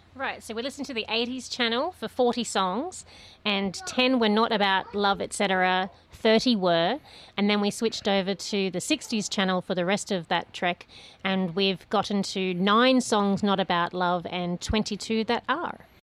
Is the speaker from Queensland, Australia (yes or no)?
yes; Queensland, Australia; also born or lived in New South Wales; I've lived most of my life in Queensland and some of it in New South Wales.